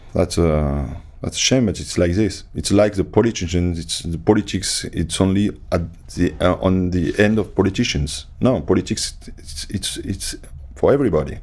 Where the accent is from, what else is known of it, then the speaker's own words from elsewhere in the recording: France; moved away as an adult; also born or lived in England; I came from France.